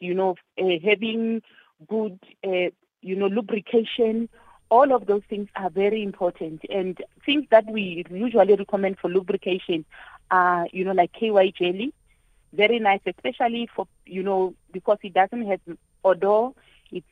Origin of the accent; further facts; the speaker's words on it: Limpopo, South Africa; I'm from Limpopo